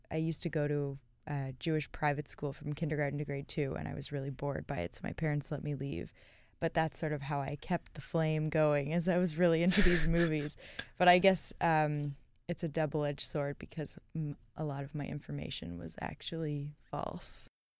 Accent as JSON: {"language": "English", "town": "Toronto", "region": "Ontario", "country": "Canada", "lives_now": "New York, United States", "said": "So I came from Toronto to New York and was thinking, like, this isn't how New York is supposed to look."}